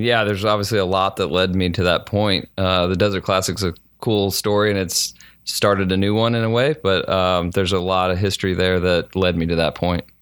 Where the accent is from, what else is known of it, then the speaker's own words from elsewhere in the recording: St. Louis, Missouri, United States; moved away as an adult; I grew up in Saint Louis